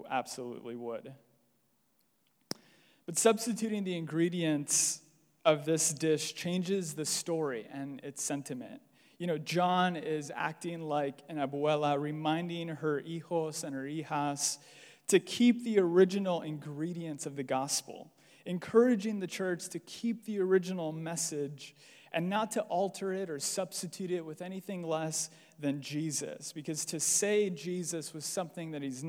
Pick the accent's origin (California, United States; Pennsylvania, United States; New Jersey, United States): California, United States; Los Angeles; I'm Mexican, born and raised in LA.